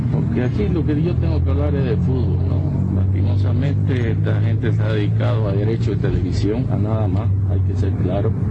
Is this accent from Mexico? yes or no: no; Bolivia; recurrir como ciudadano boliviano.